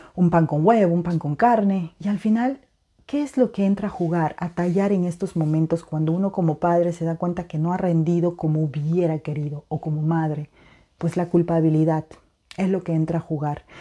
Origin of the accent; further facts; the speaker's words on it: Peru; now in Europe; en mi país de nacimiento, en Perú